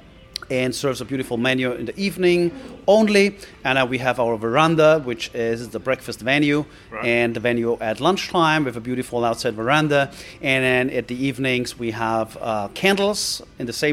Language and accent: English; Austria; moved away; I'm originating from Austria